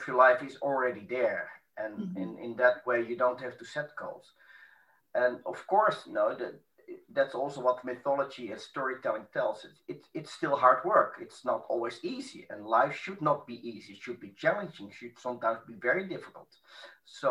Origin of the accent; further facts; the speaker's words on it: Amsterdam, North Holland, Netherlands; moved away; Yes, I was born in Amsterdam. I live 1.5 hours south of Amsterdam